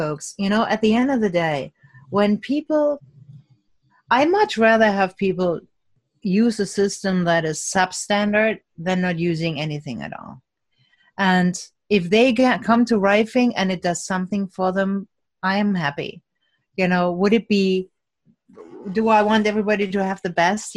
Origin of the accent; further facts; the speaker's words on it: Cologne, North Rhine-Westphalia, Germany; moved away; Cologne, which is my hometown